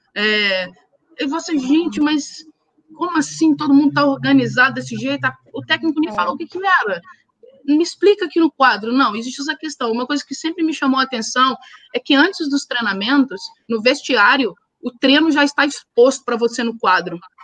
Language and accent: Portuguese; Brazil; a gente, como brasileiro